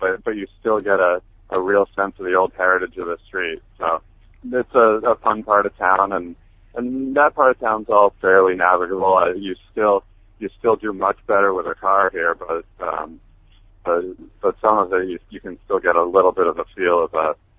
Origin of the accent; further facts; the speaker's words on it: Albany, New York, United States; moved away as an adult; also born or lived in Philadelphia; now in Houston, United States; I'm from Albany. I was in Philadelphia for 4 years, and then I came to Houston in 2007.